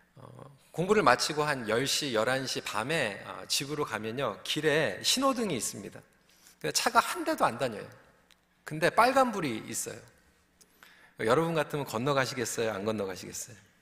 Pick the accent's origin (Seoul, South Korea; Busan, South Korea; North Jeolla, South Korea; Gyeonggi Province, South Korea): Seoul, South Korea; moved away; 전 서울에서 자랐는데도